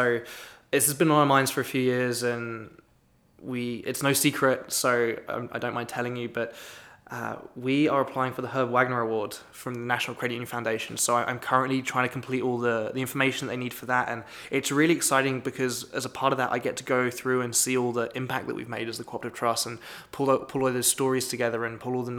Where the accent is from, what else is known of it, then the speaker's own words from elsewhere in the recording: United Kingdom; now in Wisconsin, United States; Being British, it's not a holiday I celebrate.